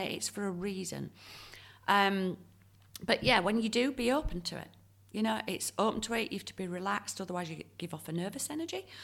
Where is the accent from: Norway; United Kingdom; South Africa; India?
United Kingdom; Leeds, Yorkshire and the Humber; now in Perth, Australia; when I grew up in Leeds